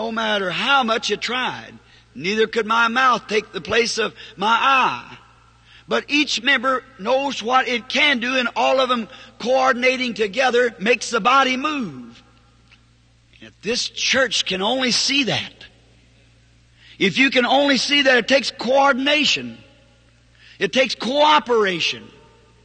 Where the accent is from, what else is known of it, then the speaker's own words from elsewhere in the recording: the South, United States; I'm a Southerner.